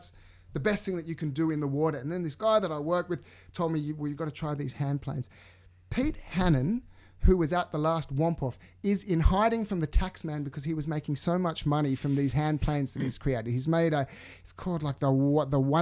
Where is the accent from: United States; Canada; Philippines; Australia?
Australia; Sydney, New South Wales; I'm from the suburbs of the North Shore